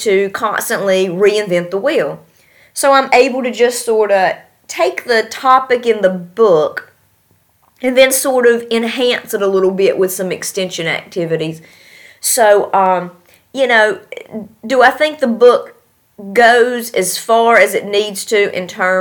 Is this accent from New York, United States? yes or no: no; North Carolina, United States; moved away as an adult; now in Tashkent, Uzbekistan; I hail from North Carolina